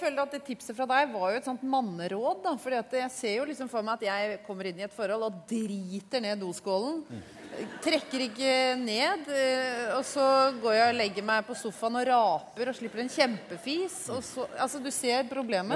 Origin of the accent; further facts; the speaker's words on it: Oslo, Norway; jeg er jo fra Oslo vest.